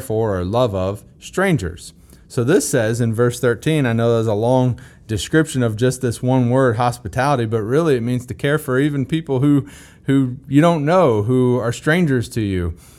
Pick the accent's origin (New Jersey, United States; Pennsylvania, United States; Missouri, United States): Missouri, United States; I'm from Missouri